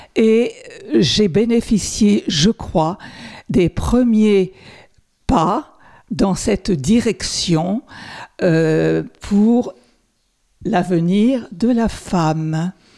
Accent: Sarthe, Pays de la Loire, France; je suis sartoise, ma famille est sartoise depuis le XVIe siècle

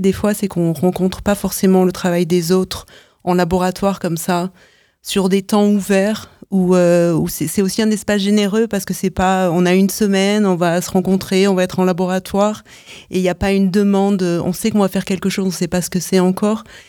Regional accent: France; moved away as an adult; now in United States; je vis aux États-Unis depuis presque 9 ans. Je suis française

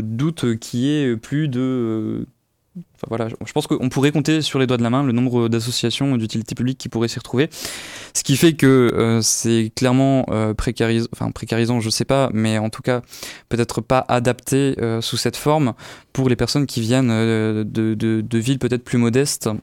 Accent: Alençon, Normandy, France; Je viens d'Alençon, euh, qui est une petite ville

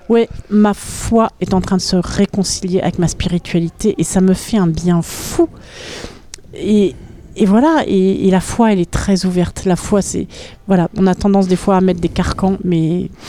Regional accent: Paris, Île-de-France, France; moved away as an adult; also born or lived in Berlin / Alpes-Maritimes / Orthez; now in Sarthe, France; quand je suis née, mes parents habitaient à Berlin. Et euh, donc, quand j'ai eu 6 ans, mon père a changé de travail, il est arrivé à Paris, euh, à l'hôtel Nico. Et donc, je suis arrivée à Paris à l'âge de, à de 6 ans. Et j'y ai vécu jusqu'à l'âge de 24 ans

